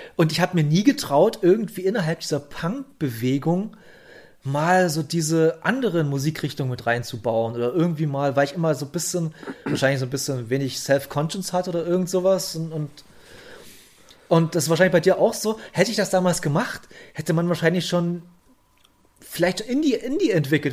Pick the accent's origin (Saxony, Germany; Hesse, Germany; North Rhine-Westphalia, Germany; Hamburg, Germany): Saxony, Germany; south of Bautzen; Hier in der dörflichen Gegend von, äh, Süd, also ich komme südlich von Bautzen, komme ich her